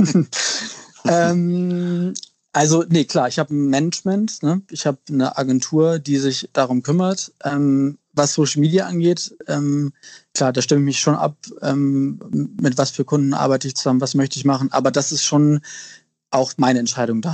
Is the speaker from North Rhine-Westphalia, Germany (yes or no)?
no; Lüneburg Heath, Lower Saxony, Germany; moved away as an adult; also born or lived in Australia / Milan / Paris / London; now in Hamburg, Germany; ich bin in Hamburg geboren, und deswegen würde ich mich schon auch als Hamburger bezeichnen. Ich bin äh, zwar auf dem Land groß geworden, also in Niedersachsen in Lüneburger Heide